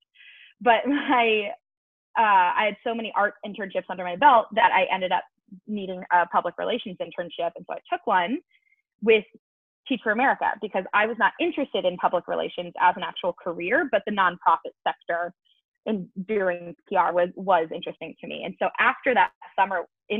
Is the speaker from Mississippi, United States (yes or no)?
no; Manhattan Beach, California, United States; now in New Orleans, United States; I grew up in Southern California, in a suburb of Los Angeles, Manhattan Beach, California.